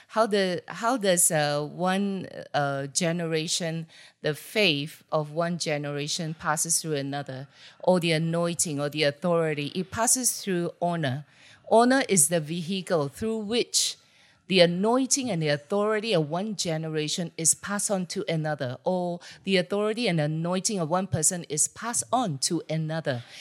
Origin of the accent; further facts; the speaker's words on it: Singapore; moved away as an adult; now in Orange County, United States; I'm originally from Singapore